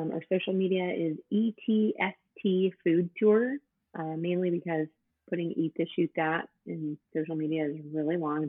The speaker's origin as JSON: {"language": "English", "region": "Northern California", "country": "United States", "moved": "yes", "lives_now": "Santa Barbara, United States", "said": "I'm actually from Northern California."}